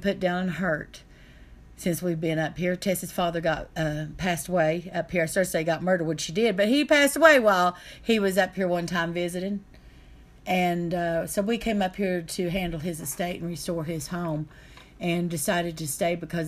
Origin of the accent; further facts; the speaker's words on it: North Carolina side of Roan Mountain, United States; now in Tennessee, United States; I'm from the North Carolina side of Rome Mountain, Tennessee. In fact, my family owned that whole side of the mountain one time